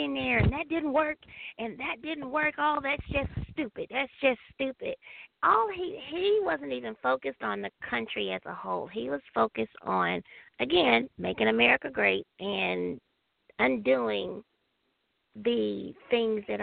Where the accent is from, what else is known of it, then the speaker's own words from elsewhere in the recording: East Texas, United States; moved away; growing up, 46, black female coming out of East Texas